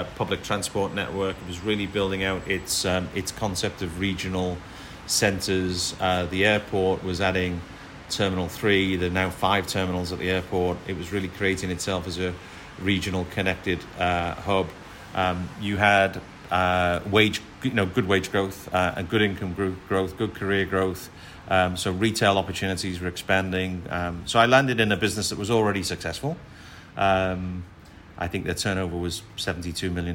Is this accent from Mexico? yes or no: no; Liverpool, North West England, United Kingdom; moved away as an adult; now in Singapore; when you're a Liverpool lad working for a Liverpool company